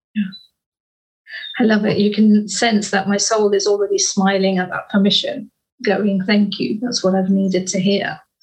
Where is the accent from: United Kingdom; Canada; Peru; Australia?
United Kingdom; we are British